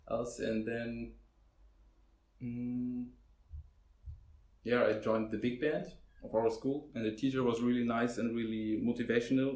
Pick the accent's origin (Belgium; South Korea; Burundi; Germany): Germany; Hamburg; I'm basically from Hamburg, lived my whole life here